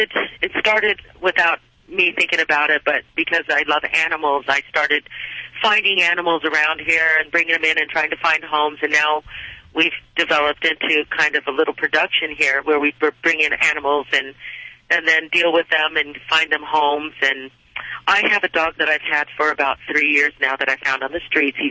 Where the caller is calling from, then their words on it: Sun Valley, United States; I'm in Sun Valley.